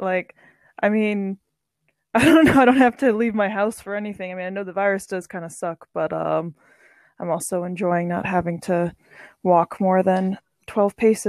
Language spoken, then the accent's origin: English; Chicago, Illinois, United States; moved away as an adult; now in Dublin, Ireland; I'm originally from America, from Chicago. I moved to Dublin about 4 years ago.